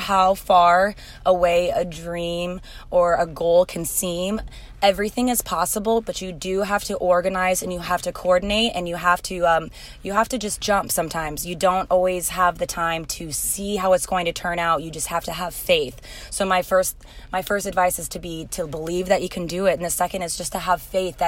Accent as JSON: {"language": "English", "town": "Moline", "region": "Illinois", "country": "United States", "tie": "born or raised there", "also_born_or_lived": "Silvis, Illinois / California", "moved": "as an adult", "lives_now": "Southern California, United States", "said": "I am from Moline, Illinois. I went to Moline High School. I was born in Silvis at Illini"}